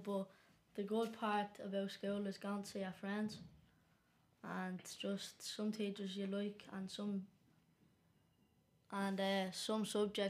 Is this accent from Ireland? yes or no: yes; Dublin, Leinster, Ireland; I'm 13 and I'm from Ringsend.